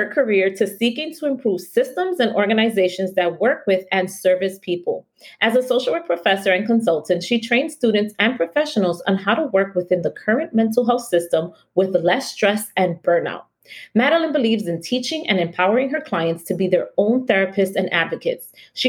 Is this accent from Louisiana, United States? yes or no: no; New York City, New York, United States; We Washington Heightsters